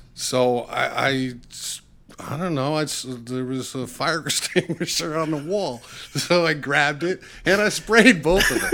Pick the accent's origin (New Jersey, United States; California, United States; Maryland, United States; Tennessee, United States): New Jersey, United States; Bound Brook; I grew up in Bound Brook, New Jersey, small little town